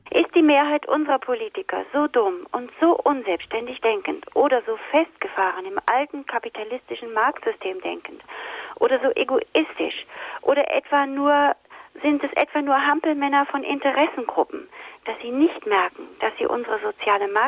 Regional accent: Austria; also born or lived in Germany; Das darf ich als Österreicher noch mitsagen, der hier

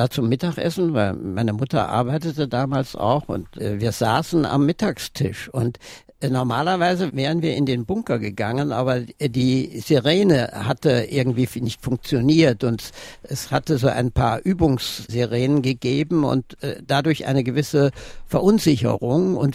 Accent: Neunkirchen, Saarland, Germany; ich bin damals in die Bachschule gegangen, später aufs Gymnasium. Es war ja dann auch die Zeit, in der im Saarland auch einiges passierte.

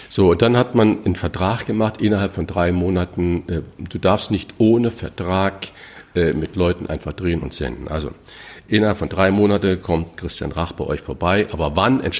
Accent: Saarland, Germany; Mein Sprachfehler, ich bin halt Saarländer und ähm, das CH ist sch Immer.

